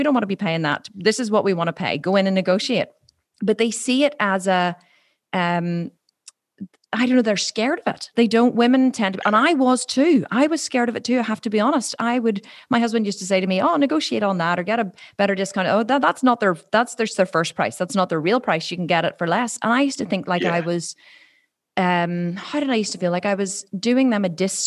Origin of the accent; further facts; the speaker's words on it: Ireland; I'm Irish